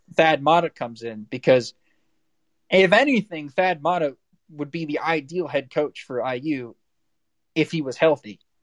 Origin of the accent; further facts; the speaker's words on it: South Florida, United States; I'm from South Florida, so everybody here's a Dolphins fan